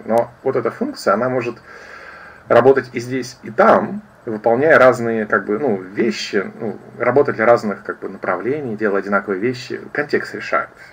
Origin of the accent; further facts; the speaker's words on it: Kaliningrad, Kaliningrad Oblast, Russia; я из Калининграда